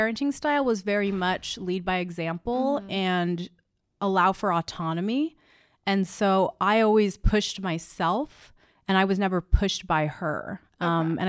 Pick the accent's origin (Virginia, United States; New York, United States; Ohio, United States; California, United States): California, United States; Palmdale; moved away as an adult; also born or lived in San Francisco; Palmdale, California.